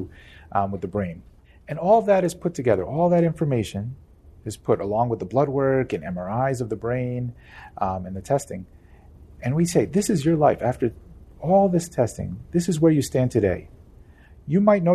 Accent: New Jersey, United States; I'm from New Jersey. We're in the Northeast

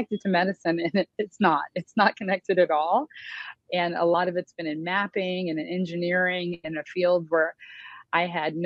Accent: Indianapolis, Indiana, United States; I grew up in Indianapolis

